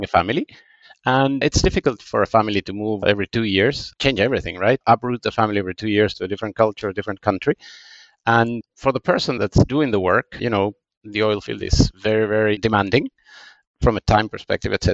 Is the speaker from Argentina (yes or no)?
yes; Buenos Aires, Argentina; English is a second language; moved away; So I grew up in Buenos Aires, in Argentina